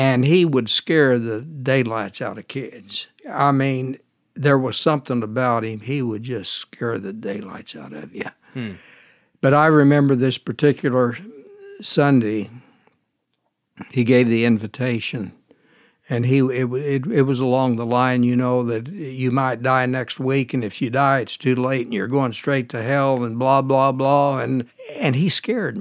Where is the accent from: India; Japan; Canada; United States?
United States; Muskogee, Oklahoma; now in Derby, United States; I grew up in Muskogee, Oklahoma.